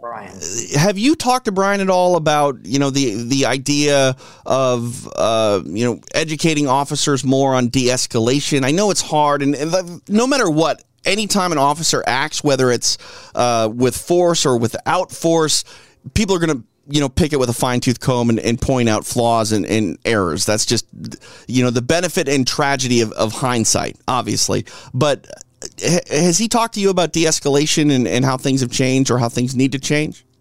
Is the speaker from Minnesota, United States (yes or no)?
yes; Minneapolis, Minnesota, United States; moved away; I'm from Minneapolis. Uh, where I grew up, born and yep. raised